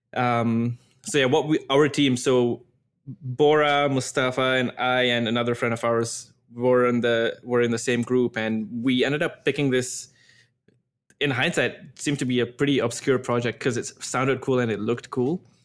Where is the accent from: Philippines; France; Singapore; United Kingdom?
Singapore; moved away as an adult; now in Toronto, Canada; I grew up in Singapore, moved to Singapore when I was maybe, like, four or five years old.